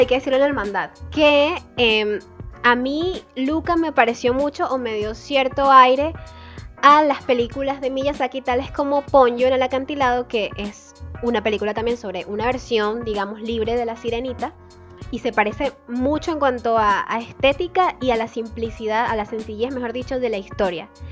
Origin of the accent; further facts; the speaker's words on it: Venezuela; nosotros como venezolanos